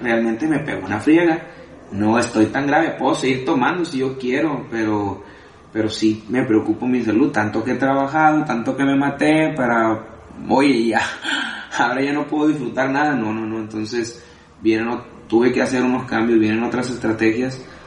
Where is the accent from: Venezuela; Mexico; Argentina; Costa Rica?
Mexico; Tijuana, Baja California; also born or lived in Culiacán, Sinaloa; me considero tijuanense, porque llegué desde chico, desde los, desde siete años estaba yo aquí.